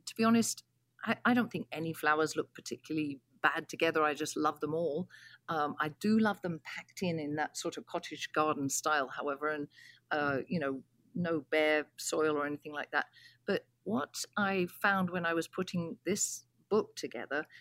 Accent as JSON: {"language": "English", "region": "England", "country": "United Kingdom", "tie": "born or raised there", "moved": "yes", "said": "I grew up in England, as you can probably tell from my accent"}